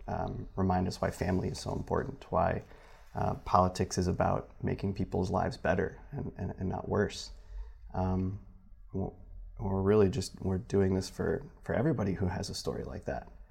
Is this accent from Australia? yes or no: no; Michigan, United States; moved away as an adult; now in South Bend, United States; back home i-, in Michigan